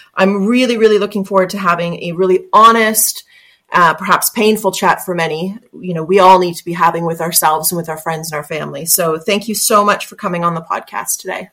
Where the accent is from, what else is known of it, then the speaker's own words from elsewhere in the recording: Canada; accent: Canadian; My Canadian accent